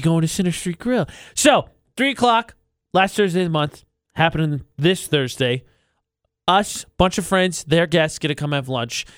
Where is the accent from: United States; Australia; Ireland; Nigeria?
United States; moved away; I'm going to Chicago for that conference near my hometown.